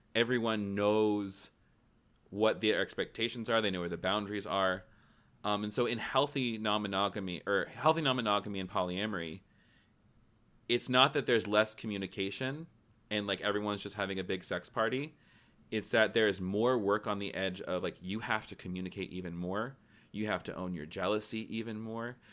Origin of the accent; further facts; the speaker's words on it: Tennessee, United States; I grew up in Tennessee.